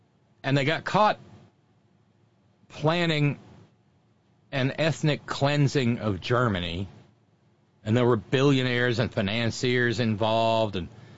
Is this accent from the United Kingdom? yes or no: yes; Northern Ireland, United Kingdom; I saw this growing up. I saw this happen growing up in Northern Ireland.